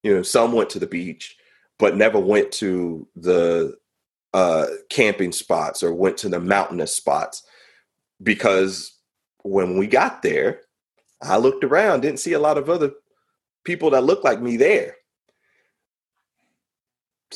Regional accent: West Coast, California, United States; moved away; also born or lived in North Carolina; I grew up on the West Coast

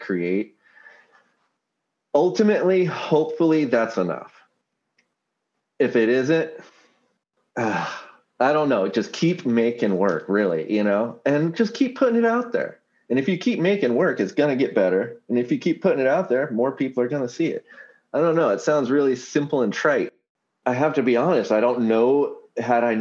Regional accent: Seattle, Washington, United States; my hometown

